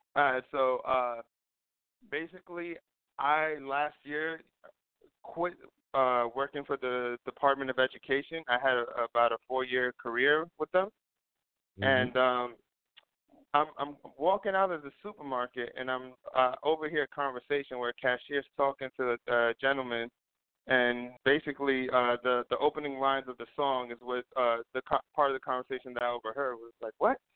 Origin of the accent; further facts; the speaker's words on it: New York City, New York, United States; born and raised in East New York